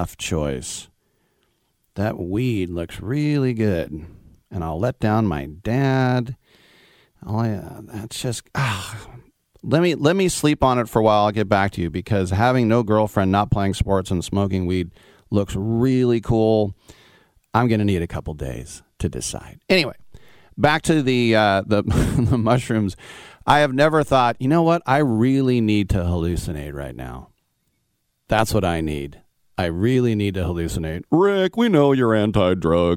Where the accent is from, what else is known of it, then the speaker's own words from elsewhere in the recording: East Bay, California, United States; as a kid growing up in the East Bay